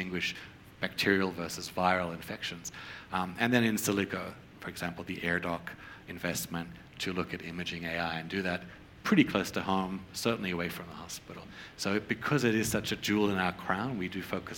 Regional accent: Australia; moved away; I grew up in Australia. I practiced primary care in Australia

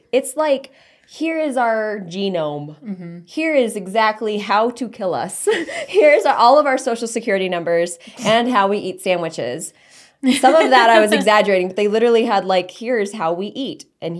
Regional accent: Texas, United States; I'm from Texas. Shoot first, ask later.

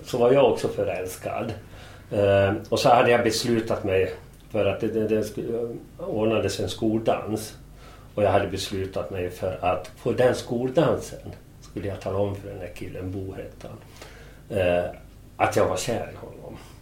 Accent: Falun, Dalarna County, Sweden; vi växte upp i, i Falun. Utanför Falun, Främby först och Korsnäs så småningom.

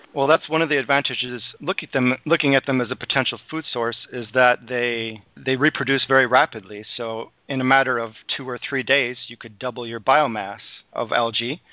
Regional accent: Madison, Wisconsin, United States; also born or lived in Green Bay, Wisconsin; I was born in Green Bay, Wisconsin, and I grew up in Madison

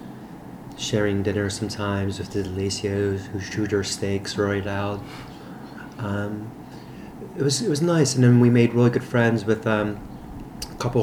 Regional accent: Philadelphia, Pennsylvania, United States; I was born in West Oak Lane.

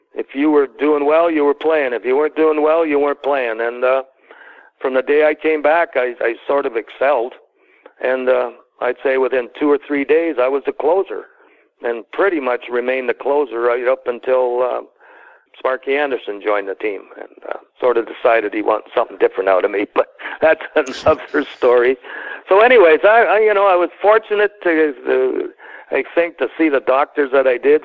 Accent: Toronto, Ontario, Canada; moved away as an adult; growing up in Canada

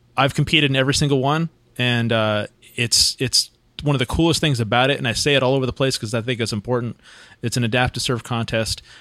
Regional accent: Santa Cruz, California, United States; also born or lived in Huntington Beach; now in San Diego area, United States; I grew up in Santa Cruz

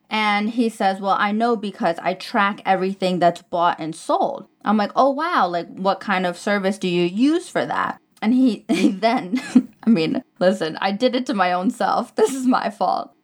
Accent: New York, United States; moved away as an adult; now in Dubai, United Arab Emirates; I'm, I'm from New York

